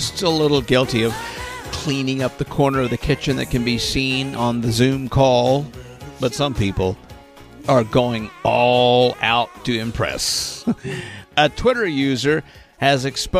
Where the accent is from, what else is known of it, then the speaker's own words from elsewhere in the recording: west central Arkansas, United States; my hometown in basically west central Arkansas